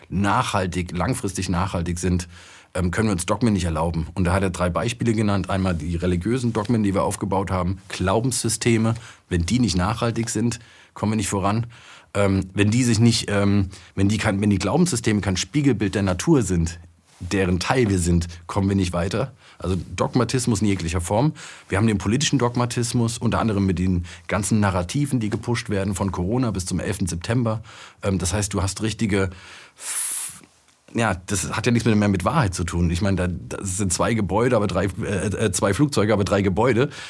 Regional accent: Frankfurt, Hesse, Germany; ich komme aus Frankfurt, da siehst du diese Bankentürme

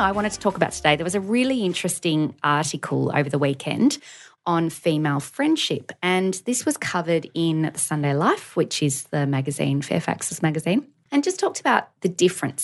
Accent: Australia; also born or lived in North America; we're Australian

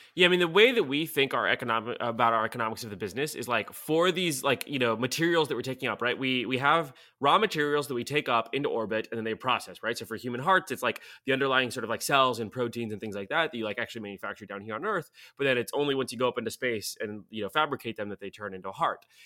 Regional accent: Sofia, Sofia City, Bulgaria; English is a second language; now in United States; I was born in Sofia, uh, and sort of fled the fall of the communist regime there by getting into Caltech.

